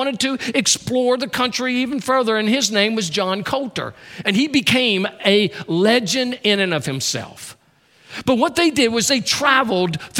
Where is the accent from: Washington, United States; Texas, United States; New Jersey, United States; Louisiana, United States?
Louisiana, United States; That's my home state